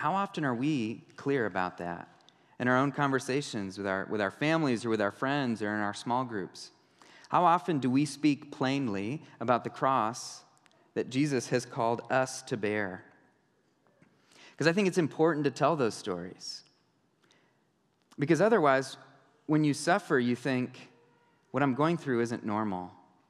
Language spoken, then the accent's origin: English; New York City, New York, United States; You know, I grew up in New York City, and I was a huge fan of Star Trek, and I was a nerd, and I didn't fit in there.